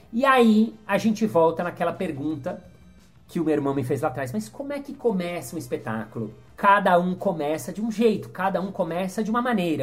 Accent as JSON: {"language": "Portuguese", "country": "Brazil", "said": "sou brasileiro 100%, mas os meus pais não. Os meus pais nasceram no Egito"}